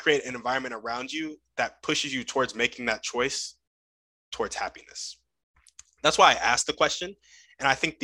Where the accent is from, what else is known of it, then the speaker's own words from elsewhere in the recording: United States; what I learned growing up in America in my school system